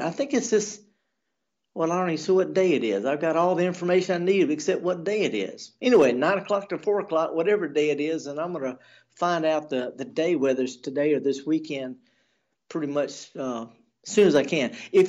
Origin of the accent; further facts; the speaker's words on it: the South, United States; also born or lived in Jackson, Mississippi; I'm born and raised in the South. My grandparents, you know, we've been in the South for 10 or 11 generations